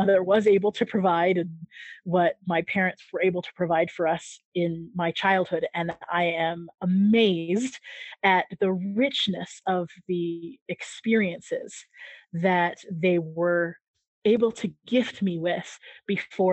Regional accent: San Diego, California, United States; moved away as an adult; also born or lived in Japan / Greece / Albania; now in Mexico; growing up in San Diego, California, I was literally just a stone's throw from the Mexican border.

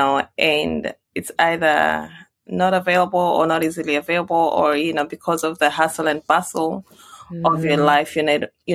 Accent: Nairobi, Kenya; moved away as an adult; now in Houston, United States; So born and raised in Nairobi, went to school in Nairobi, primary school, secondary school.

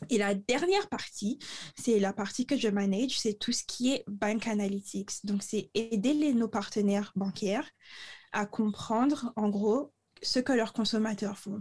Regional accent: Le Moule, Guadeloupe; moved away; j'ai grandi au Moule

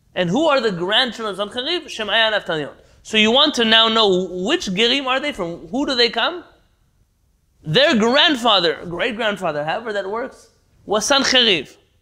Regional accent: United States; now in Israel; I'm an American born Jew

